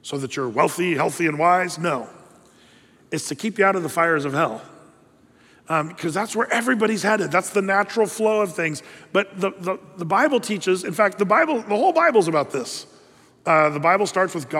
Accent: United States; as American, you know, red-blooded patriots

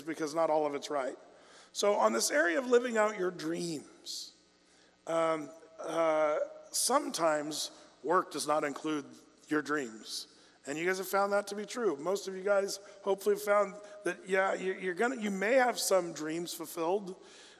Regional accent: United States; as an American

